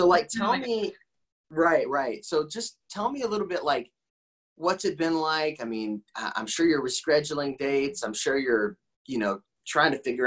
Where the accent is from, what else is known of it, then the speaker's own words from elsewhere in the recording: Indiana, United States; I grew up in Indiana, and I grew up in a house that was built in 1863, I think.